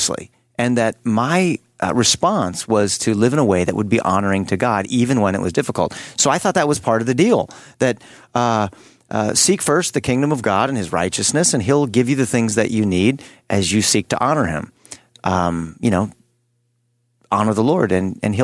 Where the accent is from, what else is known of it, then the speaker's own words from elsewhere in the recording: California, United States; I'm from California, the land of loose nuts and bolts